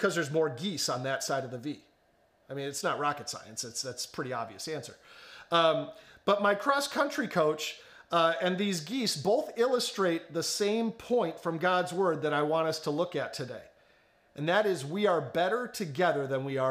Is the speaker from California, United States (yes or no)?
no; the Chicago suburbs, Illinois, United States; moved away; growing up in the Chicago suburbs